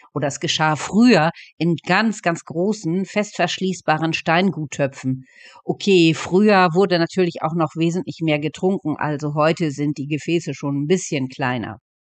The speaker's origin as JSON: {"language": "German", "area": "East Frisia", "region": "Lower Saxony", "country": "Germany", "said": "bei uns in Ostfriesland"}